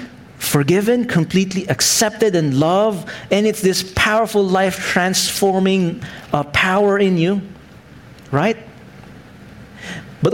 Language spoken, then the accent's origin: English; Philippines; I'm still a Filipino Chinese. That's my heritage